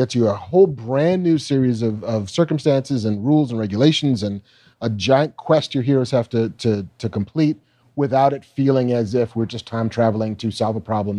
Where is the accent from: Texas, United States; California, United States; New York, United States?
New York, United States; Baldwin; There was a hobo in the town I grew up in on Long Island in Baldwin